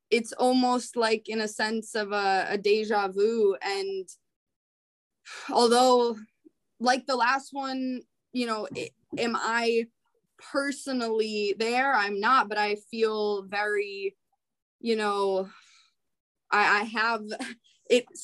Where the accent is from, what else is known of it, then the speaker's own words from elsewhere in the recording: Rochester, Minnesota, United States; So I grew up in Rochester, Minnesota. That's where um, a lot of Scandinavians live